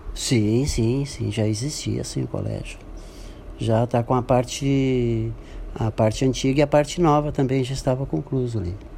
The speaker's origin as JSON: {"language": "Portuguese", "town": "Santo Antônio", "country": "Brazil", "tie": "born or raised there", "said": "Nasci em Santo Antônio, ali na Lomba Vermelha, e já faz um tempinho."}